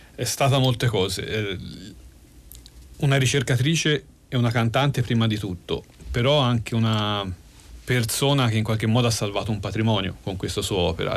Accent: Tuscany, Italy; accent: Tuscan; sono toscano come si sente

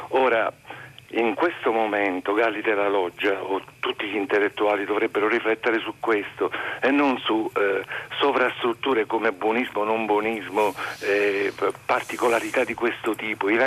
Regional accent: Molise, Italy; now in Pescara, Italy; Nel 2003 in Molise, io sono molisano, cadde una scuola a San Giuliano del Sannio per un piccolo terremoto

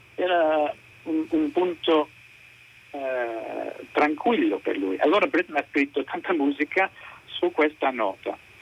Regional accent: England, United Kingdom; Italian is a second language; io sono inglese

